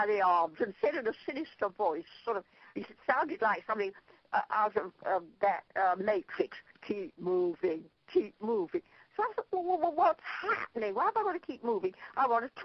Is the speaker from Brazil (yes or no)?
no; Ireland; I'm Irish